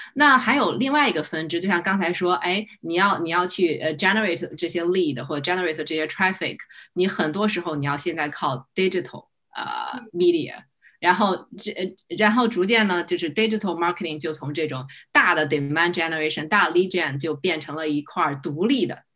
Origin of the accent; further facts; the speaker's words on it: China; now in United States; 作为一个英语不是很好的一个中国人